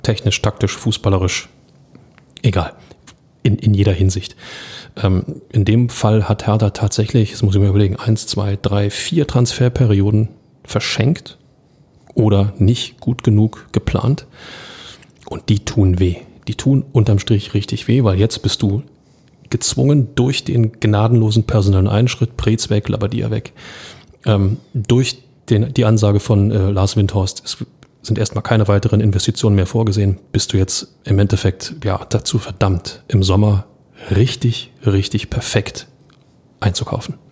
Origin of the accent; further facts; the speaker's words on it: Berlin, Germany; Als Berliner